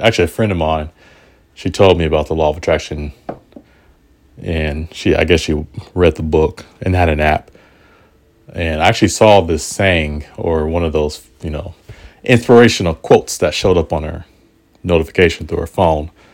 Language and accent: English; Portland, United States; Portland is my hometown